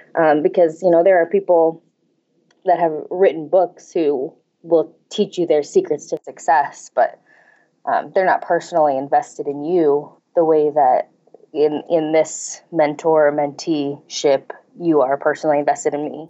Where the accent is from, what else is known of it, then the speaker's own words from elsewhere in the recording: St. Louis, Missouri, United States; moved away as an adult; also born or lived in Cape Girardeau, Missouri; now in Kansas, United States; I grew up in Saint Louis